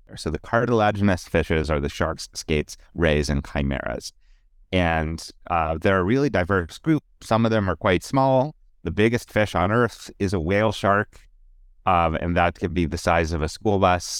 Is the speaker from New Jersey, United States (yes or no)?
no; Pittsburgh, Pennsylvania, United States; born or raised there